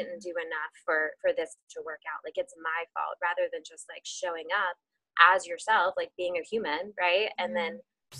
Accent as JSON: {"language": "English", "region": "Texas", "country": "United States", "tie": "born or raised there", "also_born_or_lived": "Tennessee", "moved": "as an adult", "lives_now": "Charlotte, United States", "said": "I grew up in Texas"}